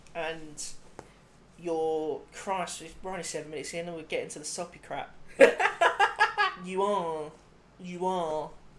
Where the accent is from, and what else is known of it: Grays, East of England, United Kingdom; born or raised there; moved away